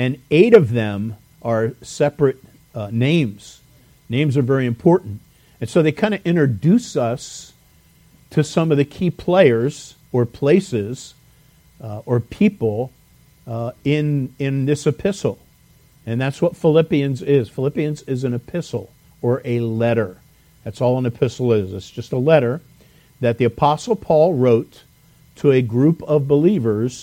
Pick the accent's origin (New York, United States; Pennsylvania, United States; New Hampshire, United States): Pennsylvania, United States; Lansdowne; I'm from Lansdowne